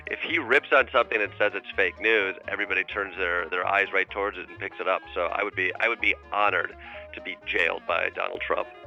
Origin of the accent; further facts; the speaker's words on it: Kalamazoo, Michigan, United States; I grew up in Kalamazoo, Michigan